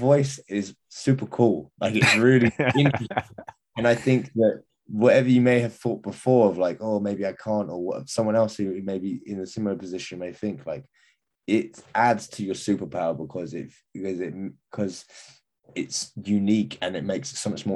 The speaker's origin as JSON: {"language": "English", "region": "England", "country": "United Kingdom", "said": "as an Englishman"}